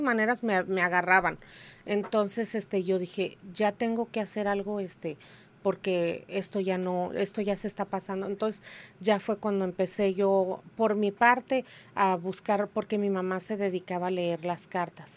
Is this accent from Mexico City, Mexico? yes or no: no; Tijuana, Baja California, Mexico; yo soy de aquí de Tijuana, yo soy nacida y criada aquí en Tijuana